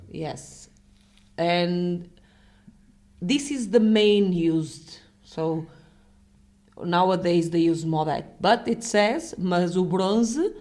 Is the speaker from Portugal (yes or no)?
yes; Portugal; I'm from Portugal